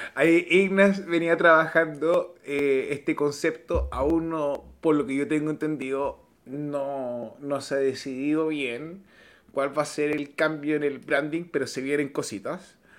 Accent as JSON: {"language": "Spanish", "country": "Chile", "said": "en mi país son las fiestas patrias"}